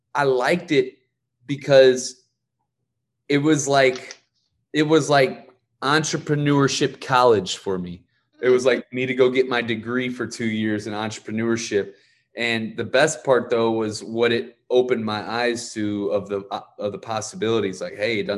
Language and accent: English; Ferguson, Missouri, United States; I'm from Ferguson, Missouri.